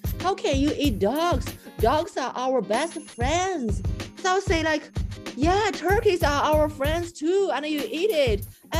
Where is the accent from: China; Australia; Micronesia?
China; moved away; I grew up in China.